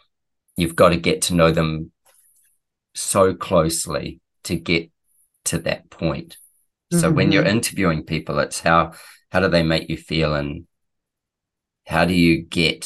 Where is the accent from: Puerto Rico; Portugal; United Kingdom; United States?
United Kingdom; Manchester, North West England; I came from Manchester, for God's sake. It was so damn cold.